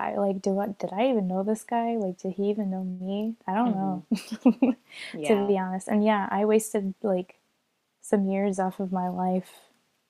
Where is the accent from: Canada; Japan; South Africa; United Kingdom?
Japan; I mean, like I grew up in Japan for 9 years, you know?